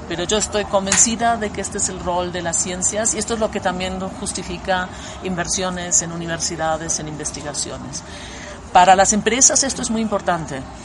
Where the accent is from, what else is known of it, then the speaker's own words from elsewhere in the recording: Germany; now in Berlin, Germany; yo soy antropóloga alemana